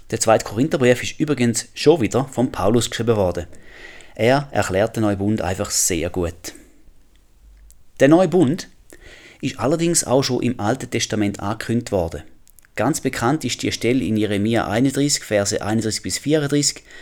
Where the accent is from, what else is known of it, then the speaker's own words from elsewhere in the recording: Switzerland; moved away; Ich komme aus der Schweiz. Ich habe einen Schweizer Pass.